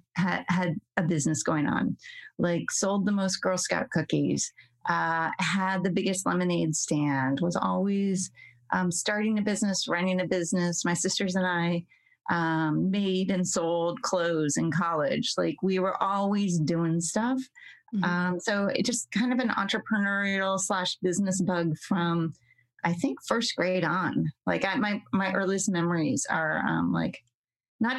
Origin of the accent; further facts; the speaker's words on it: Tucson, Arizona, United States; moved away as an adult; also born or lived in Ohio / Pennsylvania; now in West Coast, United States; I grew up in Tucson, Arizona. I moved there when I was 6 weeks old.